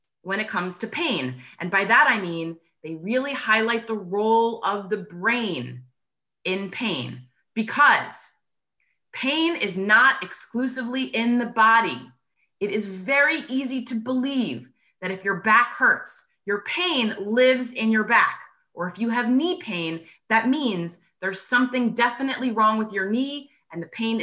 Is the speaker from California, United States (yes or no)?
no; New York, United States; I am a New Yorker natively, so I talk really fast